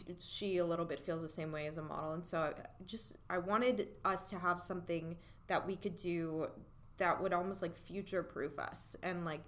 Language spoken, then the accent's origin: English; Florida, United States; also born or lived in New York; I was born in New York and we moved to Florida, when I was really young